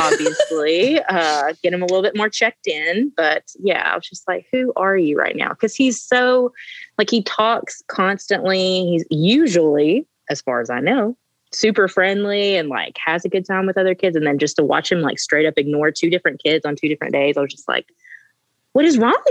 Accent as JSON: {"language": "English", "region": "Tennessee", "country": "United States", "tie": "born or raised there", "said": "we're born and raised in Tennessee"}